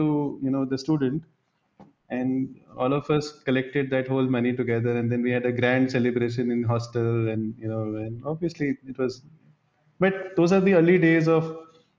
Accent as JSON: {"language": "English", "town": "Ranchi", "region": "Jharkhand", "country": "India", "tie": "born or raised there", "moved": "as an adult", "said": "I've grown up in Ranchi, the current capital of Jharkhand. I grew up there my first 19 years"}